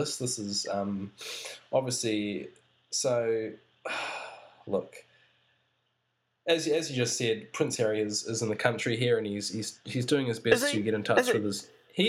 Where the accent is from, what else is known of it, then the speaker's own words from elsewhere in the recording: New Zealand; I'm just a New Zealander